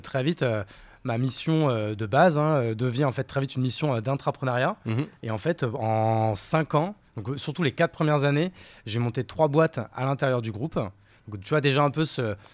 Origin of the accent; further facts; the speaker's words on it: Courgivaux, Grand Est, France; moved away as an adult; also born or lived in Paris / Bordeaux; Je suis né à Paris. ma famille est parisienne depuis 3-4 générations. Et ma mère et mon père, quand j'étais petit, ont eu la bonne idée d'aller vivre en Champagne-Ardenne, dans la Marne pour être plus précis, dans un village de 300 habitants.